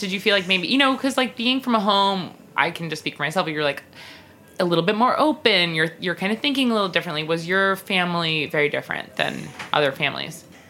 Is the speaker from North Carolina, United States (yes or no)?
no; Long Island, New York, United States; also born or lived in Brooklyn; have both lived in New York our whole lives grew up in Long Island, both of us.